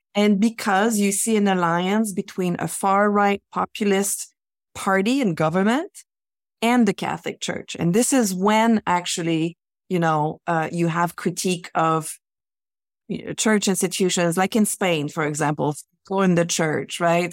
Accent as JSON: {"language": "English", "region": "Quebec", "country": "Canada", "tie": "born or raised there", "said": "I grew up in Quebec in the nineteen seventies"}